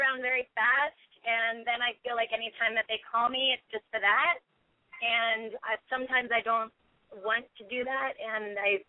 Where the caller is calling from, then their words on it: Burbank, California, United States; I'm calling from Burbank.